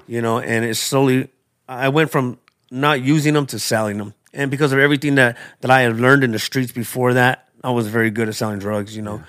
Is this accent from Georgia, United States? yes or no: no; Tucson, Arizona, United States; I was born and raised in Tucson, in Arizona.